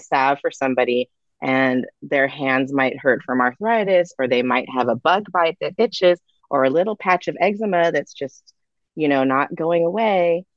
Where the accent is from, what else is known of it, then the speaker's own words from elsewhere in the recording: California, United States; being a Californian